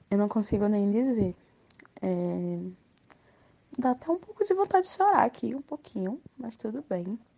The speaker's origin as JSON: {"language": "Portuguese", "town": "Recife", "region": "Pernambuco", "country": "Brazil", "moved": "as an adult", "lives_now": "New Jersey, United States", "said": "Eu sou de Recife, do Janga, na verdade, Janga Maica, e eu moro nos Estados Unidos. Eu moro em New Jersey e eu estou aqui nos Estados Unidos há um ano e dois meses."}